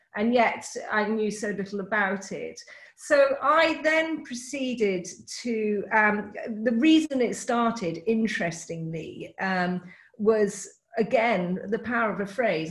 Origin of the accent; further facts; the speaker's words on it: United Kingdom; I'm British.